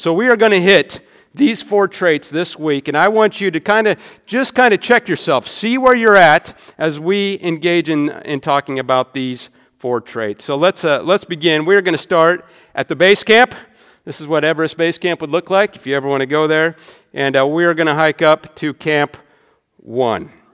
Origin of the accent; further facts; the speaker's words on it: rural Nebraska, United States; moved away; I'm from Nebraska, all right? My town can fit in this stadium